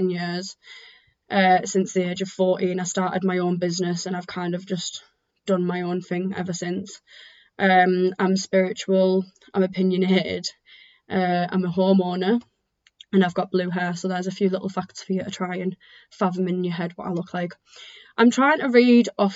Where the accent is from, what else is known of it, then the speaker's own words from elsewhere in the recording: Teesside, North East England, United Kingdom; I am from Teesside.